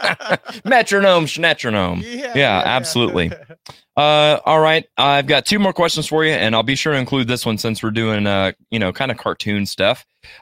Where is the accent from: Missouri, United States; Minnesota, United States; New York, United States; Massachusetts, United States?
Missouri, United States; Ava; I'm actually from Ava, so it's right on the way